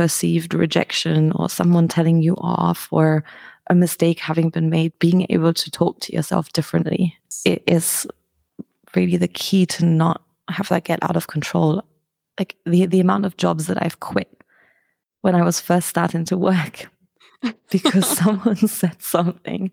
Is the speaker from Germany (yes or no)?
yes; Germany; moved away as an adult; also born or lived in United Kingdom; now in Albania; I'm originally from Germany, moved to the UK in 2008, and then I moved to Albania like 4 years ago